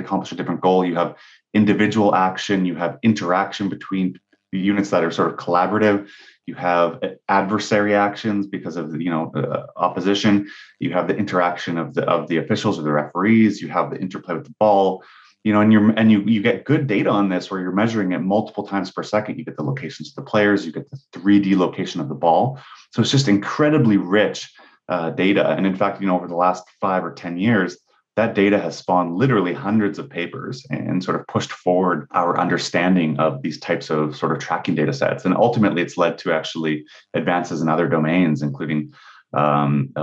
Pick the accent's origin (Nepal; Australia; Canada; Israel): Canada; I'm Canadian, so it goes without saying that I grew up playing and watching hockey as my primary sport